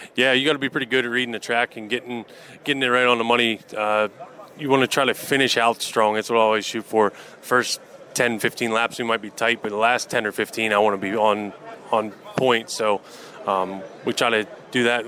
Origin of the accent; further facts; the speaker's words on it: Cranberry, Seneca area, Pennsylvania, United States; also born or lived in Guys Mills, Pennsylvania; I grew up in Cranberry Seneca area